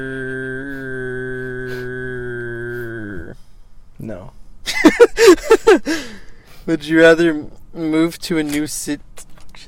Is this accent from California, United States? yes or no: yes; Upland, California, United States; now in Chino, United States; I was born in Upland.